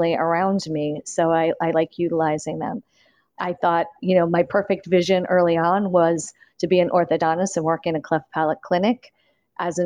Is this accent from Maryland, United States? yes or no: yes; Maryland, United States; I'm from Maryland originally.